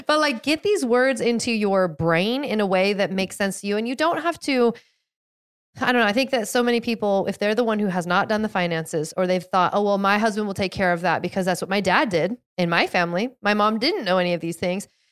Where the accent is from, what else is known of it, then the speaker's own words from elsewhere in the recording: outside of Seattle, Washington, United States; I grew up outside of Seattle, outside of the Seattle area